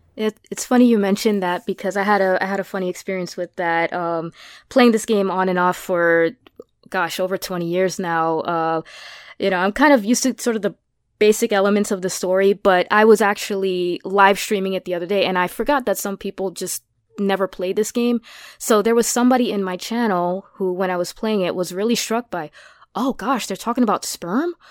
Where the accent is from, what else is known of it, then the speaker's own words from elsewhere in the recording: New York, United States; being a New Yorker